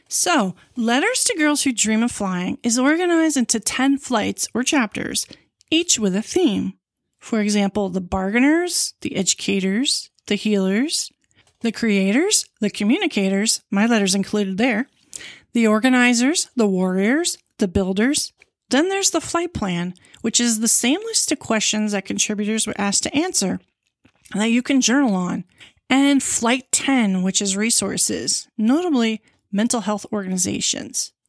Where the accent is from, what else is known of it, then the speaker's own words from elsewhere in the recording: Long Island, New York, United States; I was born in New York City, and moved to Long Island, where, when I was six.